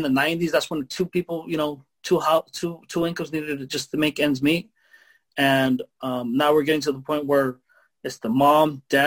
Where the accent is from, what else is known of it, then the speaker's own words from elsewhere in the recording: Mexico; now in United States; I'm from Mexico. And we didn't get those opportunities there